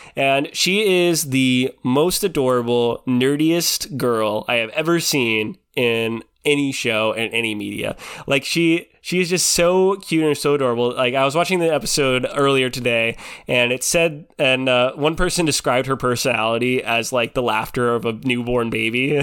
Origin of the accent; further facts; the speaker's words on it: Pacific Northwest, United States; I grew up in the Pacific Northwest